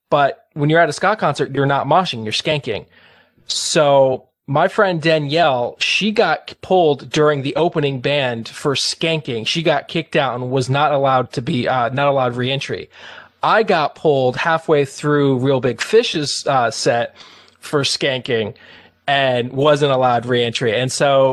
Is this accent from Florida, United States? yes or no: yes; Florida, United States; I grew up in Florida